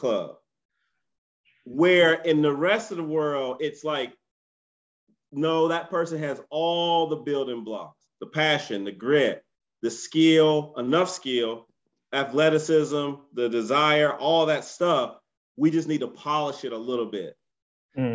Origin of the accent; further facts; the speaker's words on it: United States; being an American parent